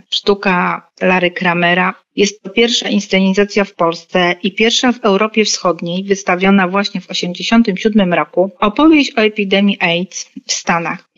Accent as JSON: {"language": "Polish", "town": "Poznań", "region": "Greater Poland", "country": "Poland", "said": "jako poznaniacy"}